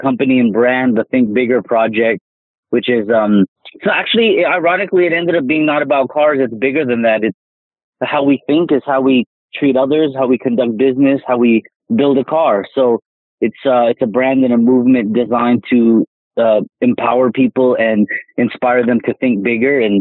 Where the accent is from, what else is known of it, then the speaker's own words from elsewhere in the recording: Southern California, United States; I was just a kid growing up in Southern California